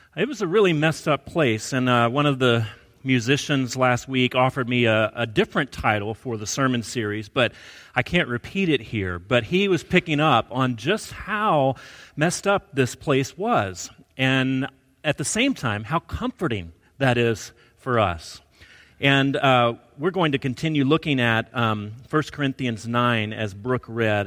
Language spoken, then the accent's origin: English; Alabama, United States; I grew up in Alabama